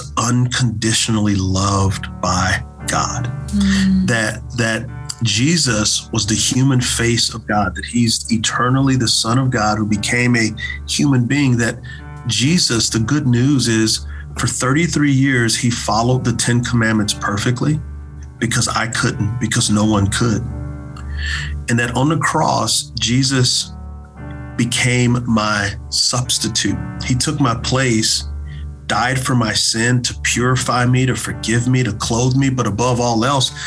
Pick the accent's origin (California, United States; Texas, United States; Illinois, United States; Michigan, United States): Texas, United States; growing up in Texas, I knew that football was my way out